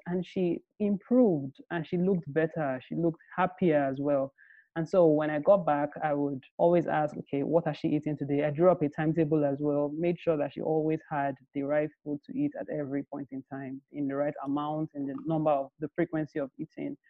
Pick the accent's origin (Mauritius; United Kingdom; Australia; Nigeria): Nigeria; I grew up in Nigeria